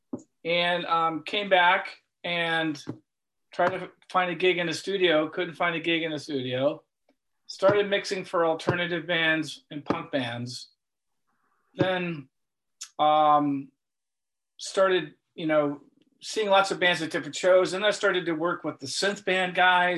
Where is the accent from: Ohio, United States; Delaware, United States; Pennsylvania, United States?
Ohio, United States; Cleveland; I'm from Cleveland.